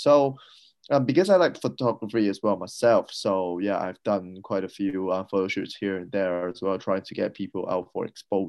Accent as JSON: {"language": "English", "country": "Hong Kong", "moved": "yes", "lives_now": "Brisbane, Australia", "said": "I'm from Hong Kong"}